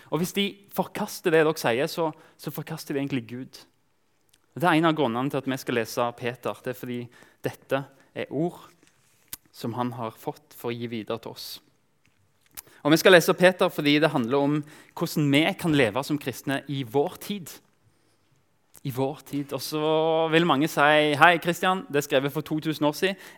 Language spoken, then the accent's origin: Norwegian; Kenya; also born or lived in Tanzania; jeg vokste opp som misjonærbarn i Kenya og, og, Tanzania. Av og til så, så følte jeg meg fremmed fordi Egentlig bare pga. hudfarge. Jeg snakka språket